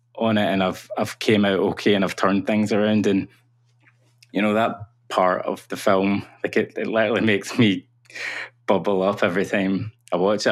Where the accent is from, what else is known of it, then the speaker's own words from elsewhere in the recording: Cumbernauld, Scotland, United Kingdom; am from a town called Cumbernauld, which is a satellite town of Glasgow.